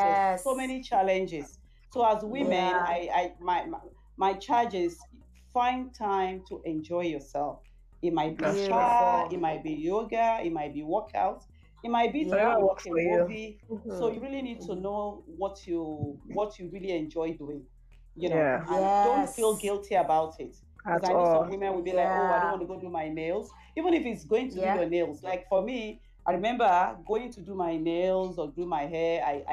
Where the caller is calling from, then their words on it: Calgary, Alberta, Canada; I'm calling from Calgary. Calgary.